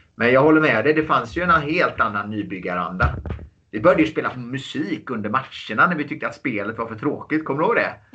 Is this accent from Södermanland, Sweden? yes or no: no; Gothenburg, Västra Götaland, Sweden; Jag, jag kommer från eh, Göteborg